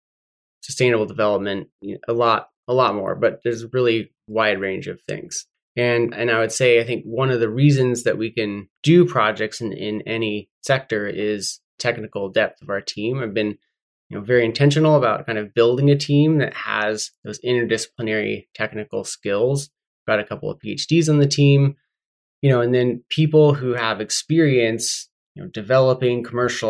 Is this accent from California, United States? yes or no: yes; Humboldt County, California, United States; I grew up in Humboldt County on California's North Coast